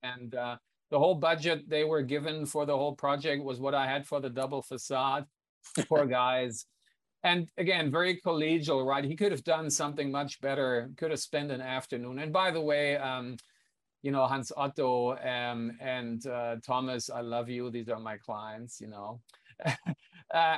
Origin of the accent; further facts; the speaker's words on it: Hanover, Lower Saxony, Germany; my hometown of Hanover